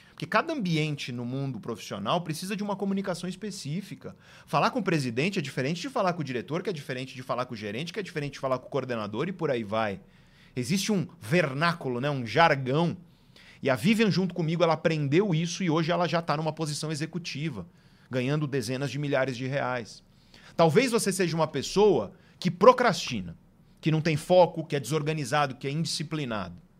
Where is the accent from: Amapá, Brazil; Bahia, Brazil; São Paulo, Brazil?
São Paulo, Brazil; Guarujá; moved away as an adult; also born or lived in Santos; now in São Paulo, Brazil; eu sou do litoral de São Paulo, né? Eu nasci em Santos e eu cresci no Guarujá